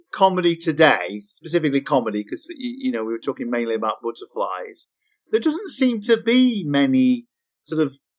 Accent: Yorkshire and the Humber, United Kingdom; I'm from Yorkshire

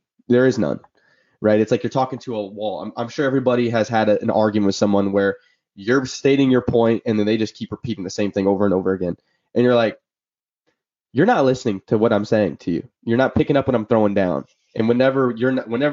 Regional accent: Illinois, United States; moved away; I'm from Illinois, Midwest boys

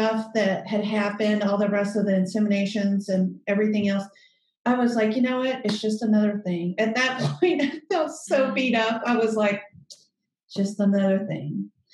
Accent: Alabama, United States; moved away as an adult; now in Houston, United States; I'm from Alabama, and I went to a small private liberal arts school called Birmingham Southern

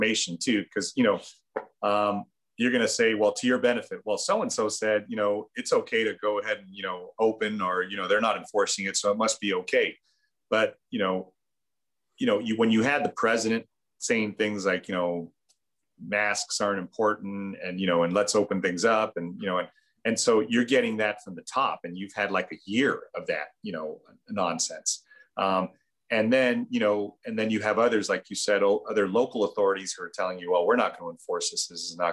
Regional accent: Bolivia; now in United States; those of us who are from Latin American countries, I mean, I'm from Bolivia.

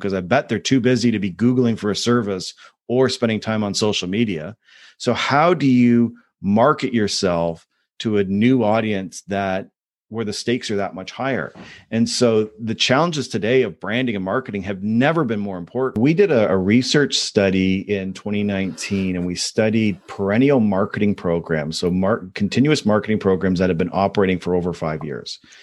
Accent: Canada; Being a Canadian

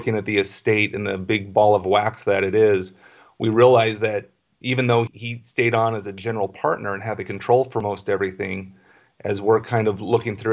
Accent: Albuquerque, New Mexico, United States; moved away as an adult; now in Phoenix, United States; I was born in Albuquerque, New Mexico, and grew up in my dad's real estate office.

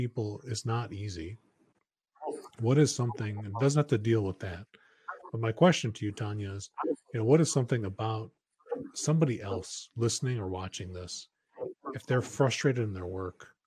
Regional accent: Midwest, United States; moved away as an adult; now in California, United States; We grew up in the Midwest, my wife and I, and we came to California

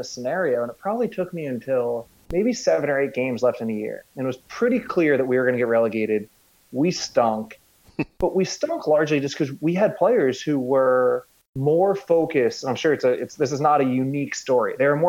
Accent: United States; also born or lived in Scandinavia; I grew up in the United States, of course.

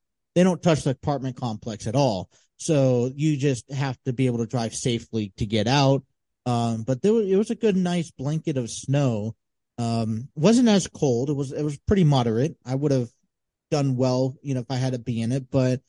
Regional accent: San Diego, California, United States; But even we try to go up to Mount Julian, which is like the closest place from San Diego to see snow.

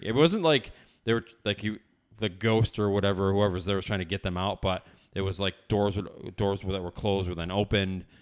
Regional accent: upstate New York, United States; born or raised there

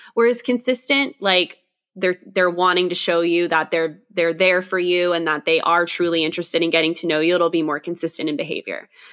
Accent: Scotland, United Kingdom; I am Scottish

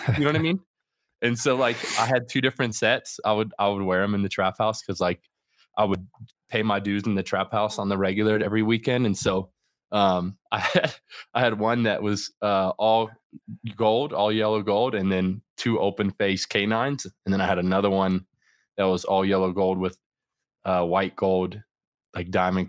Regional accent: Florida, United States; So I grew up in Central Florida, and like part of my upbringing was you know, drugs and that type of stuff involved

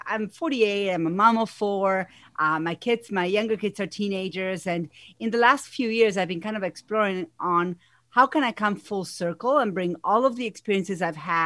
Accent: Argentina; English is a second language; moved away as an adult; now in United States; if you hear an accent, it's because I have one. I'm originally from Argentina. I've been here in the U.S. for over 20 years.

